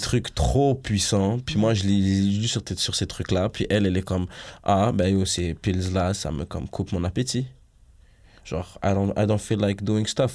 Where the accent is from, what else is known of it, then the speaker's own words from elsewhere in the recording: Montreal, Quebec, Canada; je suis de l'Ouest de Montréal